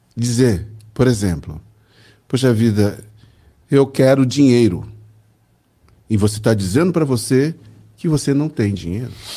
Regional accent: Belo Horizonte, Minas Gerais, Brazil; Eu fui materializado em Belo Horizonte, né? É. Portanto, sou mineiro de Belo Horizonte.

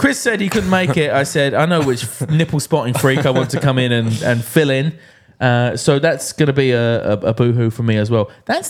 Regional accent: Scotland, United Kingdom; Yeah. But, you know, being Scottish, that could be from a fridge.

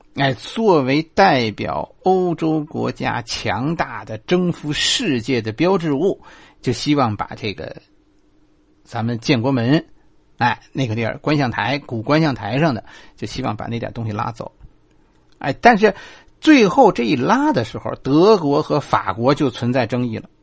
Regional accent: China; 从我们中国人来说，这，这种忠孝是我们，是我们能理解的

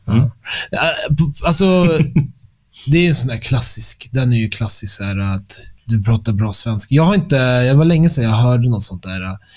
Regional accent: Stockholm, Stockholm County, Sweden; moved away as an adult; also born or lived in London; jag är född och uppväxt i Stockholm

